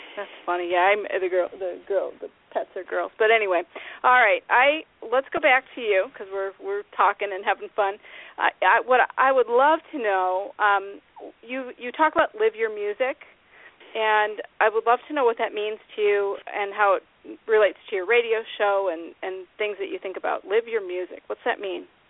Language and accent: English; United States; I'm from Tahoe